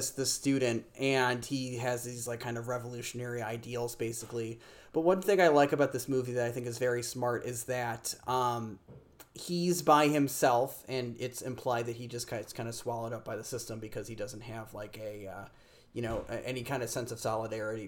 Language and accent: English; Chicago, Illinois, United States; growing up in Chicago or in the suburbs of Chicago